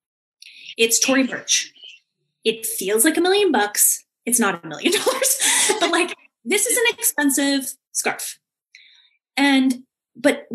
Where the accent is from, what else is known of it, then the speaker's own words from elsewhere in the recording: Canada; I come from Canada